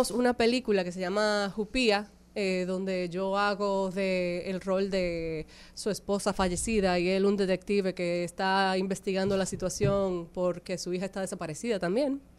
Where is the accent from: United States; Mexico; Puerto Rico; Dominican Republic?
Dominican Republic; accent: neutral Spanish; yo soy dominicana de pura cepa, yo necesito que eso se sepa. Aunque yo no sueno dominicana, lo soy, se los juro.